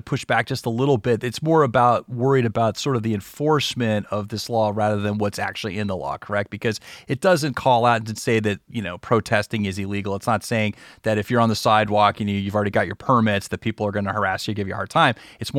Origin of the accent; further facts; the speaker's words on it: Gulf South, United States; Yeah, you know, I grew up in the Gulf South, and, you know, I remember my dad would take me around and kind of show me places